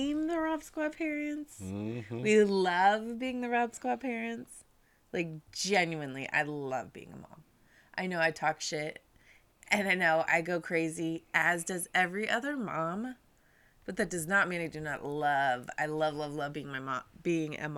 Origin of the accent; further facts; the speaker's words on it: Southern California, United States; moved away as an adult; also born or lived in Michigan; we are back in Southern California in the house that my mom owned that I grew up